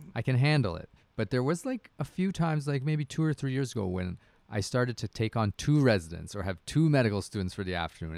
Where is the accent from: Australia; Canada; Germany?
Canada; I'm a Canadian hockey dad.